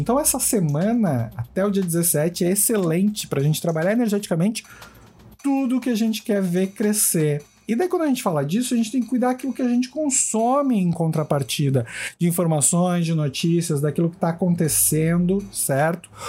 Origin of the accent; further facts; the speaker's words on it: Brazil; nós como brasileiros